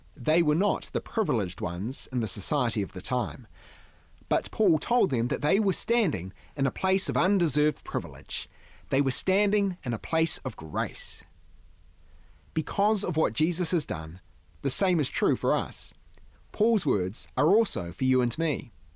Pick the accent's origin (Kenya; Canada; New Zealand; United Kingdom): New Zealand; growing up in New Zealand